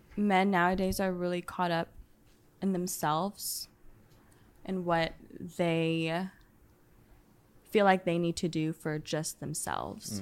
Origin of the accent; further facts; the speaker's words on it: Dallas, Texas, United States; I'm from the Dallas area originally